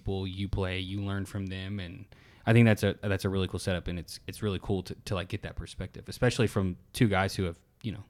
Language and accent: English; United States; I always do it as like Warubi because I'm American.